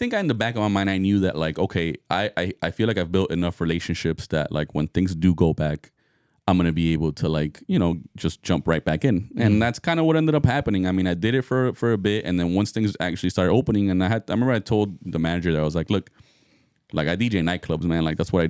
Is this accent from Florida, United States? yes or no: yes; Miami, Florida, United States; now in Hollywood, United States; I mean, yeah, I'm in Hollywood, no, but I'm from Miami.